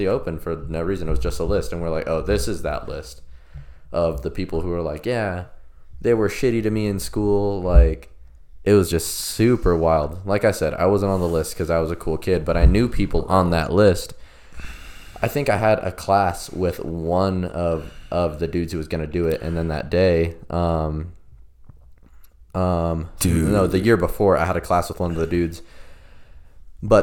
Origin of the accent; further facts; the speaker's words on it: Broken Arrow, Oklahoma, United States; I went to Broken Arrow Senior High School in Broken Arrow, Oklahoma